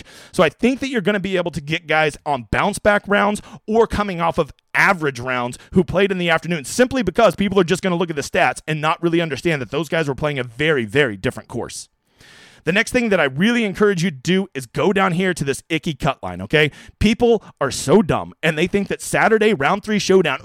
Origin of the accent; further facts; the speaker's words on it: Oklahoma, United States; I'm from Oklahoma